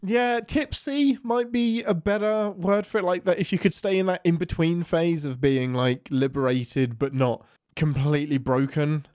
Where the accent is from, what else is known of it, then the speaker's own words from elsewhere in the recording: England, United Kingdom; being English.